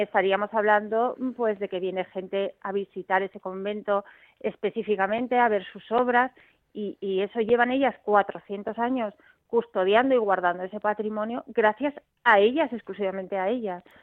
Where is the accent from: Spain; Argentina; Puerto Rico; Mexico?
Spain; Bilbao, Basque Country; yo es que soy de Bilbao